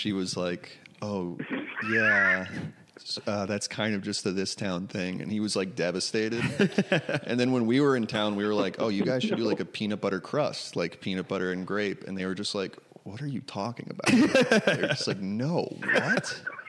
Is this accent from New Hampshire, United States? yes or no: no; New York City, New York, United States; now in California, United States; I grew up in New York City, and now both of my siblings live way upstate in New York, like 5 hours north.